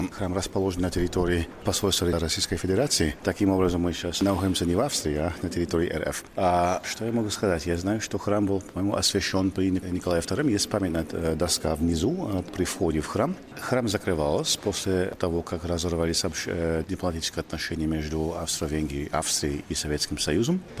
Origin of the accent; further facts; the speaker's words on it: California, United States; Russian is a second language; Я из Калифорнии.